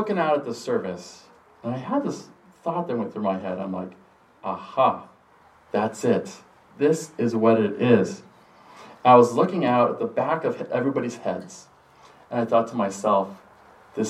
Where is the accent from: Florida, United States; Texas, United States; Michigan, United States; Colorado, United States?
Colorado, United States; moved away as an adult; also born or lived in St. Louis; When I attended seminary, I was from Colorado, and I was very much a Colorado mountain guy. And I looked like it, and talked like it, and acted like it